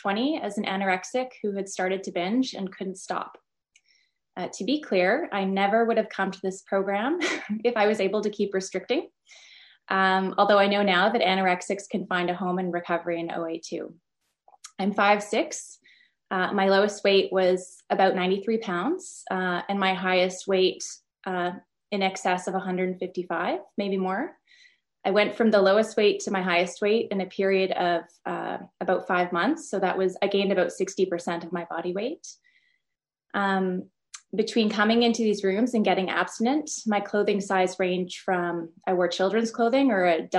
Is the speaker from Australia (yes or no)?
no; Ottawa, Ontario, Canada; I'm from Ottawa, Canada.